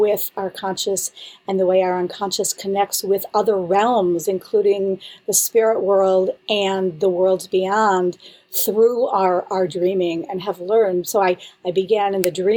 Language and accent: English; Buffalo, New York, United States; moved away as an adult; also born or lived in Israel; now in Boston, United States; I'm from Buffalo, New York, originally.